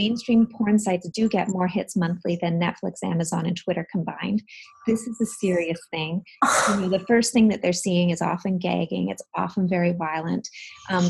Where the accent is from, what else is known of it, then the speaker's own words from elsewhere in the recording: Canada; I'm from Canada